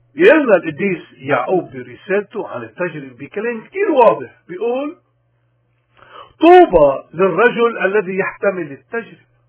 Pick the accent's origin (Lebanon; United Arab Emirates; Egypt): Lebanon; بلدنا لبنان